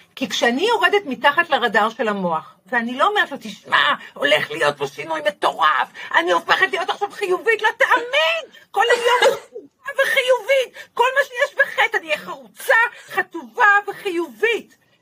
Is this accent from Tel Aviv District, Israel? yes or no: no; Haifa, Haifa District, Israel; בחיפה עיר, אה, עיר הולדתי